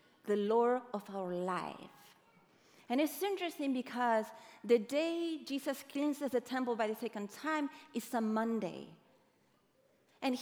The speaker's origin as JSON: {"language": "English", "country": "Uruguay", "moved": "yes", "lives_now": "United States", "said": "I am from Uruguay"}